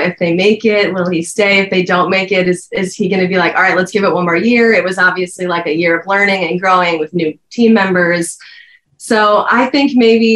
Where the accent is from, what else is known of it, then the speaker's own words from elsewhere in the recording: Suamico, Wisconsin, United States; moved away as an adult; now in California, United States; I grew up in Suamico